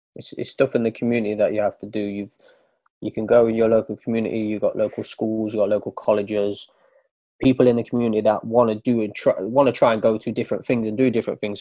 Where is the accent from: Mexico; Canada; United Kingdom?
United Kingdom; Nottingham, East Midlands; also born or lived in East London; now in London, United Kingdom; I'm from Nottingham. I live in East London now